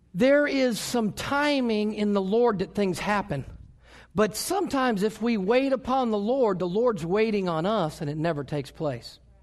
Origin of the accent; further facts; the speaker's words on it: United States; I was born in America